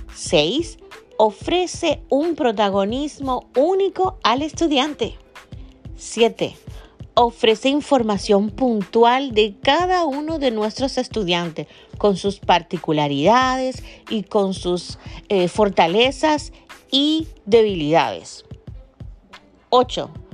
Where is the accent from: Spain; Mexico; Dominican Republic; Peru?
Dominican Republic; acá en Dominicana, de donde soy yo, República Dominicana